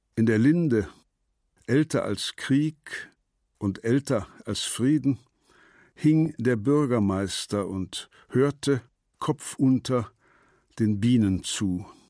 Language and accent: German; Berlin, Germany; moved away; also born or lived in Wittgendorf, Kreis Zeitz (birthplace) / London; für mich auch als Berliner